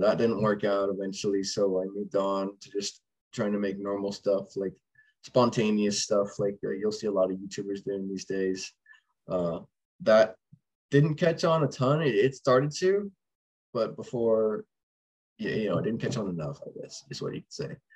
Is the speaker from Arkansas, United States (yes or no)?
yes; Rogers, Arkansas, United States; I was born in Rogers, which is right next to Bentonville um, and pretty much grew up there, just in the cities around, moving over time, and still live here today